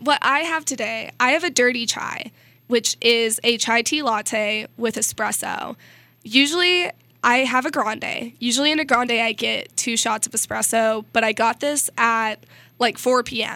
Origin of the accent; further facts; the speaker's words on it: Missouri, United States; I'm from Missouri